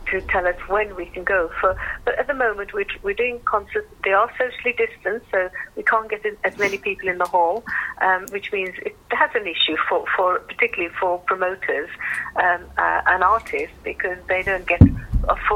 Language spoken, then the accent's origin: English; Birmingham, West Midlands, United Kingdom; I'm just almost because I'm a Brummie bottom